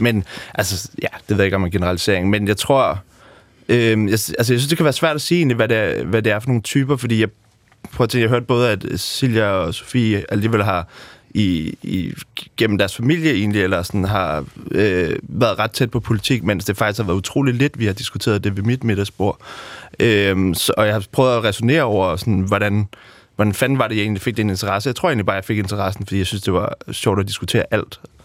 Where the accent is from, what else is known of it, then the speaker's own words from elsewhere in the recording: Amager, Capital Region of Denmark, Denmark; født og opvokset på Amager